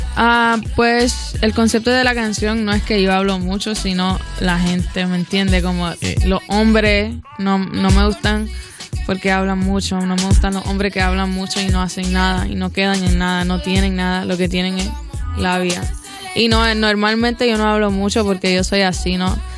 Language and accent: Spanish; Miami, Florida, United States; soy de Miami